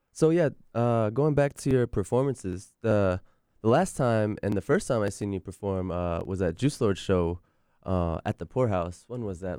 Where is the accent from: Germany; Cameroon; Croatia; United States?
United States; Virginia Beach, Virginia; moved away as an adult; I come from Virginia Beach